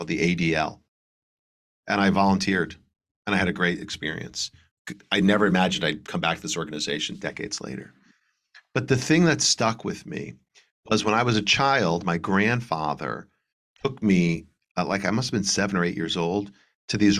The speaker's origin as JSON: {"language": "English", "town": "Trumbull", "region": "Connecticut", "country": "United States", "tie": "born or raised there", "said": "I grew up in Trumbull, Connecticut"}